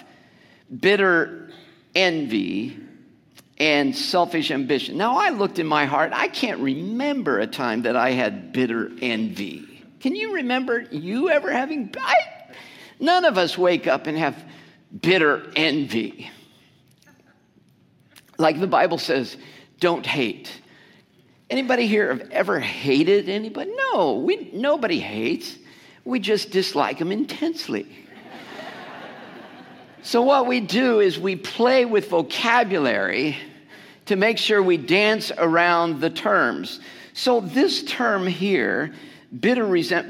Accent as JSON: {"language": "English", "country": "United States", "said": "because we're Americans"}